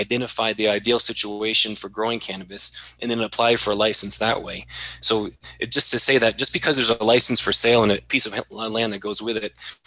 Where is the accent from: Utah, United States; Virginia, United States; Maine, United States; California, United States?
Maine, United States; my home state is Maine